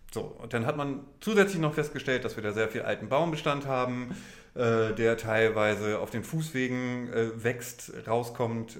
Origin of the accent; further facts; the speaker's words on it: Oldenburg, Lower Saxony, Germany; als Oldenburger